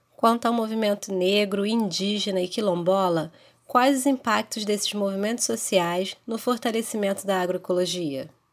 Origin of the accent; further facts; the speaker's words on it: Rio de Janeiro, Brazil; sou do Rio de Janeiro